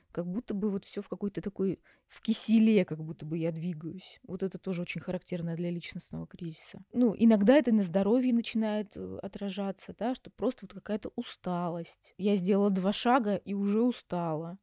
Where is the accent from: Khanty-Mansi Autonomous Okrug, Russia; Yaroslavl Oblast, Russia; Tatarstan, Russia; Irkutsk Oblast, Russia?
Yaroslavl Oblast, Russia; Yaroslavl; moved away as an adult; also born or lived in Moscow; now in Istanbul, Turkey; я сама родом из Ярославля, закончила наш психфак, Ярославский